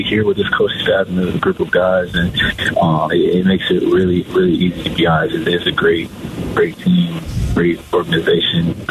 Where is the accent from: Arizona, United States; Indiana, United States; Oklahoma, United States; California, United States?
Arizona, United States; Phoenix; Growing up in Arizona, going to Suns games with my dad, and just being from Phoenix